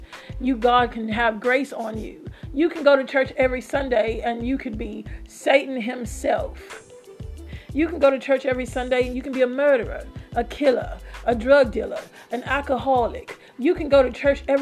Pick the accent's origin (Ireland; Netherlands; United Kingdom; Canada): United Kingdom; accent: British; my accent, so it's a British accent